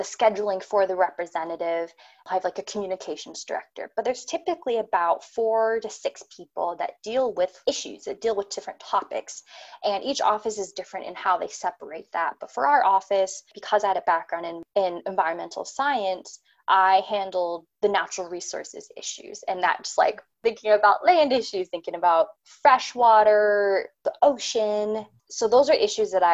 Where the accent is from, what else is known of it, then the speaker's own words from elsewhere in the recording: Phoenix, Arizona, United States; moved away as an adult; also born or lived in California / Washington, District of Columbia, United States / Navajo Nation; now in Pacific Northwest, United States; I was born and raised in Arizona, kind of in the Phoenix area